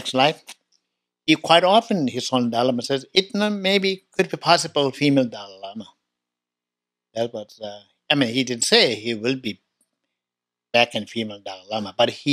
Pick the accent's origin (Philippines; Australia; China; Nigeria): China; Tibet; moved away; I was born in Tibet, 1954